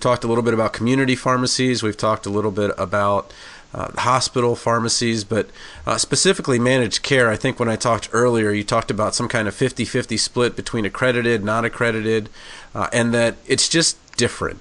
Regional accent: Baltimore suburbs, Maryland, United States; I came from the suburbs and went to Baltimore

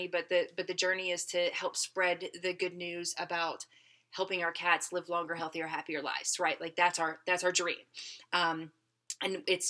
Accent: Tennessee, United States; We grew up in Tennessee

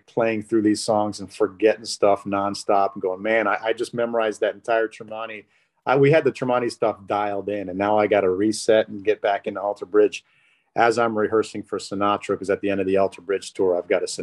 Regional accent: Detroit, Michigan, United States; moved away; also born or lived in Chicago; I grew up in Detroit

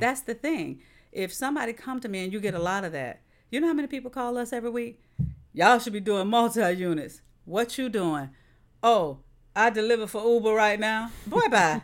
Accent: St. Petersburg, Florida, United States; I'm from South Saint Pete

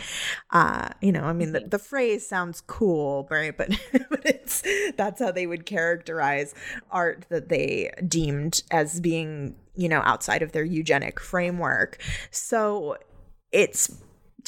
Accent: New York, United States; I grew up in New York

